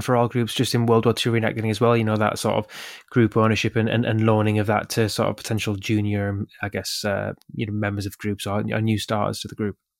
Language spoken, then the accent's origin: English; the North East, North East England, United Kingdom; I grew up in the Northeast, quite close to, uh, a museum